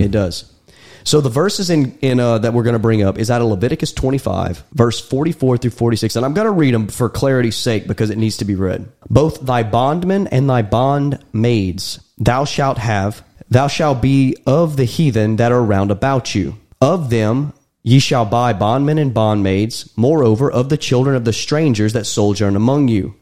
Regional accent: United States; me and Daniel were born and raised in America

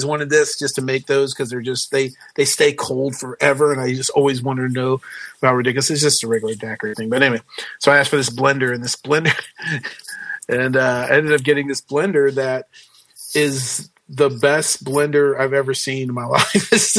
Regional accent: Mississippi, United States; I'm from the South, you know, so you can go through the drive-through daiquiri store to get, you know, your drink. Every time I fly home to Mississippi, Mississippi, you get off the plane in New Orleans and you have to drive over.

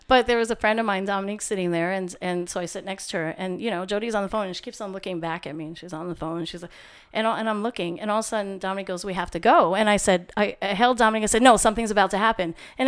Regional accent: Queens, New York, United States; You're like, I'm this girl from Queens, and what does … want with me?

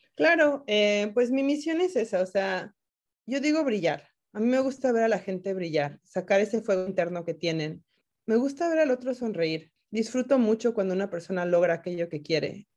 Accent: Mexico; moved away as an adult; now in Washington, United States; En México, por lo menos, yo soy mexicana

